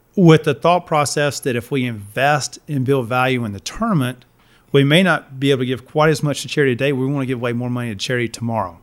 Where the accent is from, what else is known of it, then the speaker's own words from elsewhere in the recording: Winston-Salem, North Carolina, United States; moved back to my hometown, Winston Salem, North Carolina.